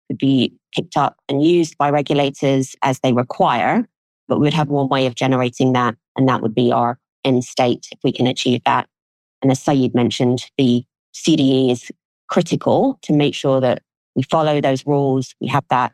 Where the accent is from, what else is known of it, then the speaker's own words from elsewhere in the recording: London, United Kingdom; I grew up in London, was very aware of the city and really wanted to be part of it.